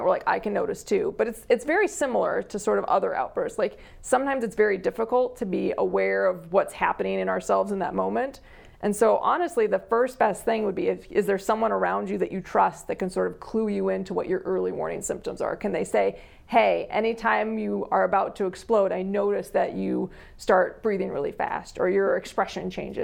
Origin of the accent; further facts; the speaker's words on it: Yankton, South Dakota, United States; moved away as an adult; also born or lived in Pierre, South Dakota; now in Sioux Falls, United States; I'm originally from Yankton